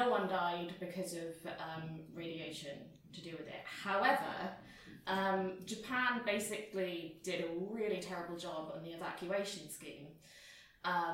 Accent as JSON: {"language": "English", "region": "Wales", "country": "United Kingdom", "said": "I'm Welsh"}